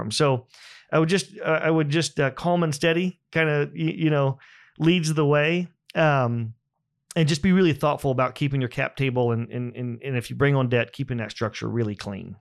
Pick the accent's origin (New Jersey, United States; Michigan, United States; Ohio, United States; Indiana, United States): Indiana, United States; Buck Creek; I grew up in Indiana on a small farm about an hour north of here.